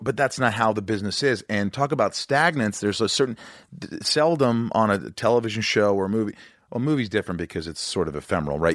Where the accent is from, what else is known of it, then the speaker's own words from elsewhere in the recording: Indiana, United States; I'm from Indiana